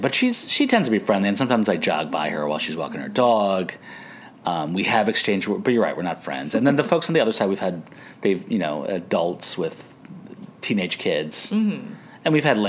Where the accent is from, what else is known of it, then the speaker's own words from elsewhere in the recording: Canada; he used to play hockey, I'm Canadian, I can't help it.